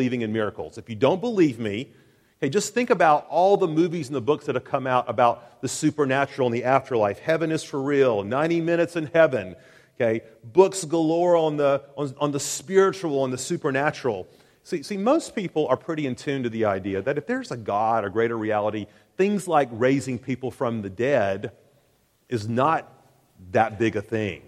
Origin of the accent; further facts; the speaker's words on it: Chattanooga, Tennessee, United States; 1987, I was graduating from Eastridge High School in Chattanooga, Tennessee.